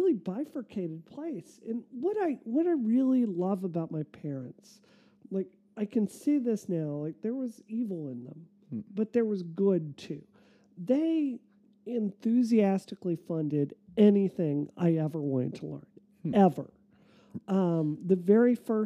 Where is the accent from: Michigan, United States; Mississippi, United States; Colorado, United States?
Mississippi, United States; moved away; also born or lived in Massachusetts; I grew up in Mississippi.